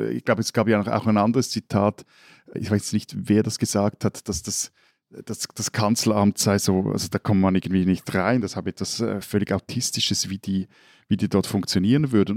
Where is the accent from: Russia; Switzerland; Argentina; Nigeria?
Switzerland; als Schweizer